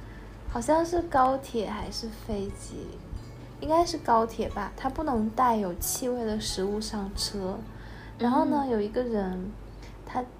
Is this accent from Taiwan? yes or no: no; northern China, China; 我觉得我小的时候就水果啊，你就就一大兜一大兜买就好了。尤其我们我们是北方人，然后不像南方是一两颗那样子买，我们是就一下子买两大兜的那一种，